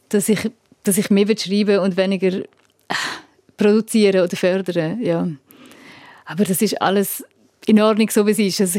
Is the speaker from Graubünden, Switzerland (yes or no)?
yes; Graubünden, Switzerland; first language Romansh and German; Also ich bin auf Romanisch und auf Deutsch aufgewachsen und das ist mein sprachliches Daheim, die beiden Sprachen.